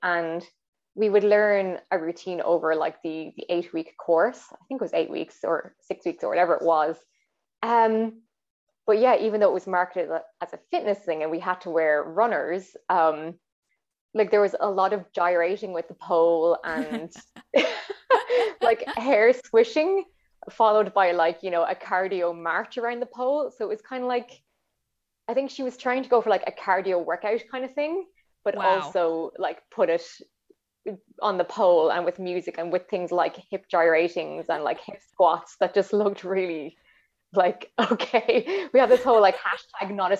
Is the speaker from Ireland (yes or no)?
yes; Ireland; born or raised there